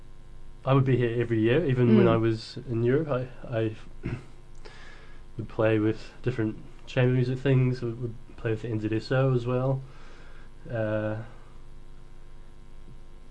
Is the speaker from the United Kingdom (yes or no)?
no; Hawke's Bay, New Zealand; moved away as an adult; also born or lived in Wellington, New Zealand; now in Dunedin, New Zealand; So I grew up in Hawke's Bay.